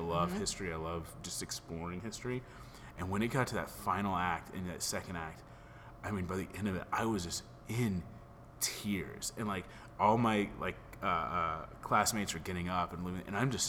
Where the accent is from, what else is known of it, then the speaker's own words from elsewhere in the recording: Texas, United States; I was young kid from Christian Texas